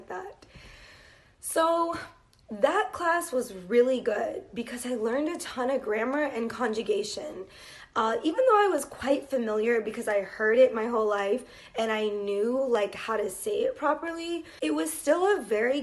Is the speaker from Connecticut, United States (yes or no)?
no; Los Angeles, California, United States; My father was born in Los Angeles. That's where I was born as well.